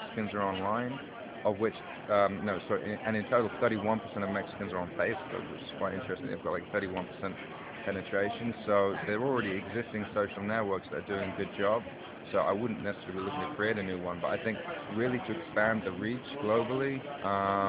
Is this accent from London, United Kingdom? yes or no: yes; London, United Kingdom; I'm from South London